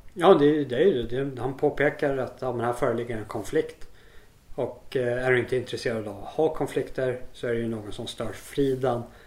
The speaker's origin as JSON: {"language": "Swedish", "country": "Sweden", "also_born_or_lived": "South Africa", "moved": "yes", "said": "jag är hemma i Sverige igen"}